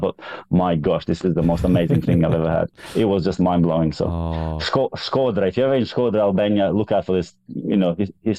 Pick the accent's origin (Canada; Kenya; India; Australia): Australia; born there; Yeah, because I was born in Australia, I remember thinking a lot. I just wanted to be in Australia. I wanted to be back in Australia.